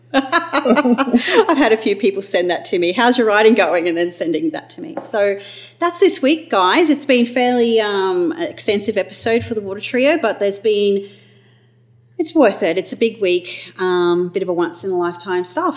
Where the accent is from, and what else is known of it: Australia